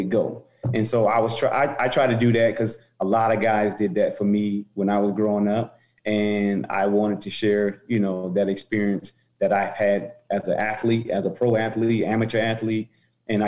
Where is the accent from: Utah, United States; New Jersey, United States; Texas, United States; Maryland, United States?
New Jersey, United States; Roselle; moved away; also born or lived in Newark, New Jersey / Nebraska; In Roselle, I was born in Newark, New Jersey. My mom and dad divorced and separated, moved us to Roselle